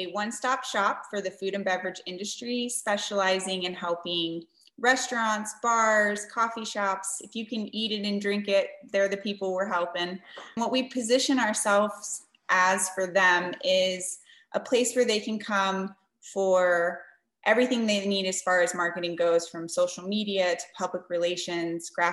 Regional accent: San Antonio, Texas, United States; I was born and raised in San Antonio, Texas.

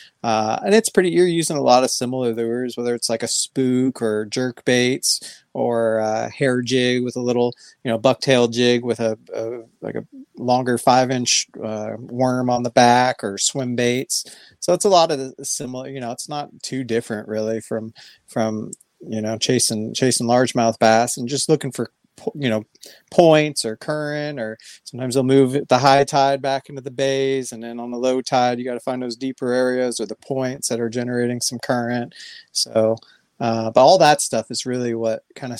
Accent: San Mateo, California, United States; now in Middle Tennessee, United States; I grew up in San Mateo, California, it's on the peninsula kind of in between

